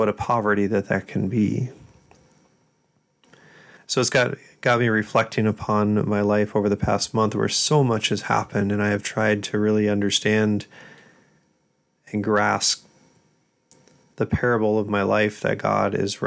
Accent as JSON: {"language": "English", "region": "South Dakota", "country": "United States", "said": "I'm from South Dakota"}